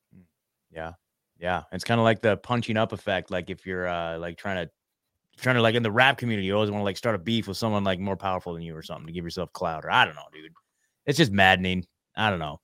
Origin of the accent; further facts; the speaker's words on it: Oregon, United States; moved away as an adult; I'm born, born and raised in Oregon